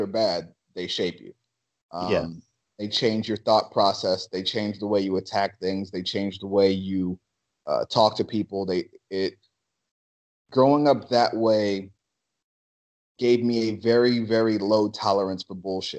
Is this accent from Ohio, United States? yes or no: yes; Cleveland, Ohio, United States; growing up in Cleveland, learning how to fight and fight properly